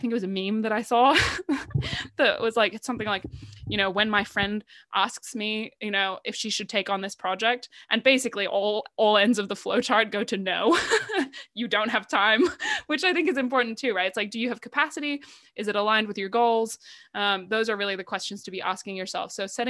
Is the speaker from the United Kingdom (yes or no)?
yes; United Kingdom; because at the heart of it all, I am British.